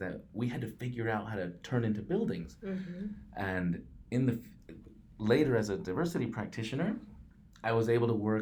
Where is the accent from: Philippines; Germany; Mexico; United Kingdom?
Mexico; English is a second language; now in Portland, United States; I am a Mexican-American, first-generation immigrant. English is my second language